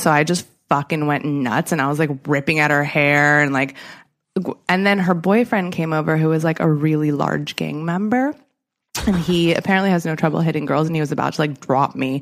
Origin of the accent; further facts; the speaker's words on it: Southern California, United States; I'm from Southern California